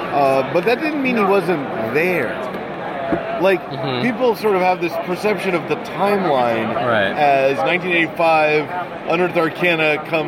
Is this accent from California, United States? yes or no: no; Seattle, Washington, United States; moved away as an adult; also born or lived in Chicago; now in Seattle, United States; Actually, weirdly, I was born in Seattle. Okay. Went to Garfield High.